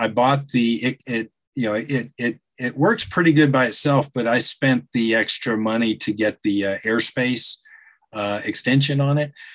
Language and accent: English; Chattanooga, Tennessee, United States; now in Atlanta, United States; I spent several years growing up in the Chattanooga area